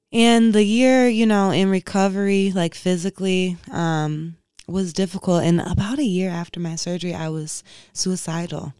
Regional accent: Inkster, Michigan, United States; moved away; I grew up in Inkster, Michigan, where, like, when I was growing up, it was predominantly black

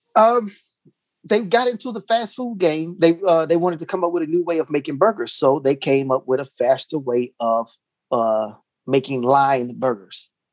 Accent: Texas, United States; moved away; I'm being from Texas

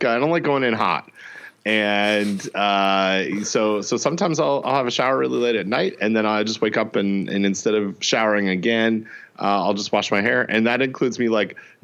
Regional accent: Canada; I'm from Canada

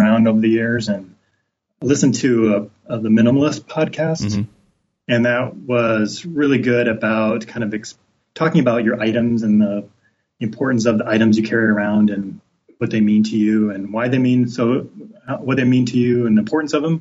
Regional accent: Midwest, United States; now in Portland, United States; growing up in the Midwest

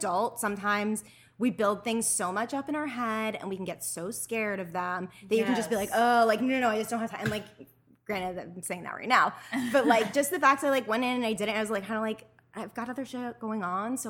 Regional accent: New Orleans, Louisiana, United States; moved away; also born or lived in Mandeville, Louisiana; I'm originally from New Orleans, Louisiana.

